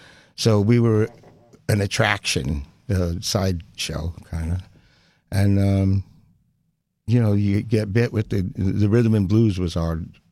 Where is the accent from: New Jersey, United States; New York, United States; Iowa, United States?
New Jersey, United States; Garfield; Garfield, New Jersey. It was about 11 miles west of Manhattan. And it was country, little country town back then.